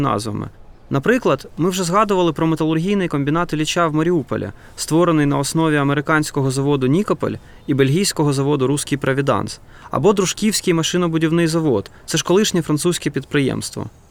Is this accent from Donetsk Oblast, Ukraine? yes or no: yes; Donetsk, Donetsk Oblast, Ukraine; Я сам народився та виріс в Донецьку